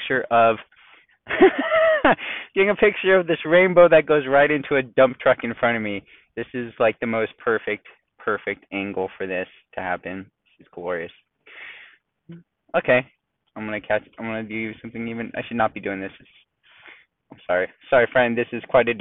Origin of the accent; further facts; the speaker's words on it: San Diego, California, United States; We're from San Diego